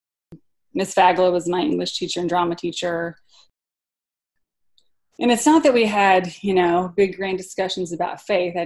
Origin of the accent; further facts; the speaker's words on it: Pocahontas, Arkansas, United States; growing up in Pocahontas, Arkansas